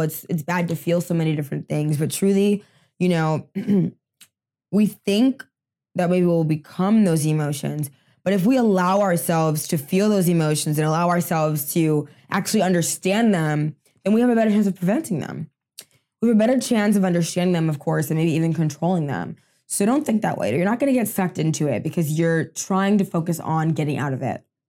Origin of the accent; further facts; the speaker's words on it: United States; I'm first generation American, um, in my family. Both my parents are from Haiti.